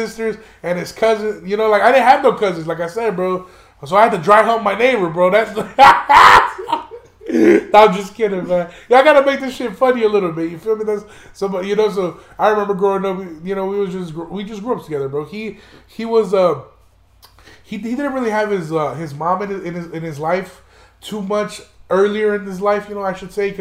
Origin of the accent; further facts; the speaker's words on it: Chicago, Illinois, United States; moved away; also born or lived in Aurora, Illinois; He's somebody that I grew up with in Chicago before I moved out to Aurora